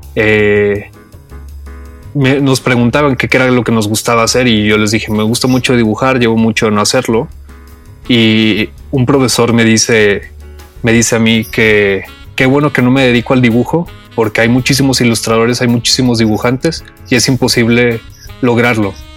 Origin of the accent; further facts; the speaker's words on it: Saltillo, Coahuila, Mexico; Yo soy de Saltillo